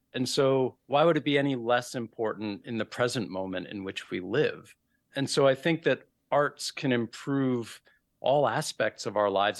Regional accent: New York City, New York, United States; moved away; I grew up in New York City

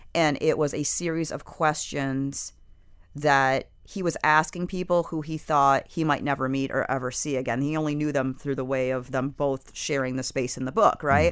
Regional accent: Michigan, United States; now in South Florida, United States; I come from Michigan, which is a place where people are kind of taught to keep their feelings to themselves

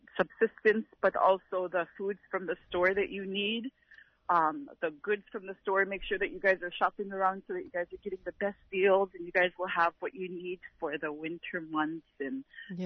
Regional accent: Napakiak, Alaska, United States; I'm from Napakiak

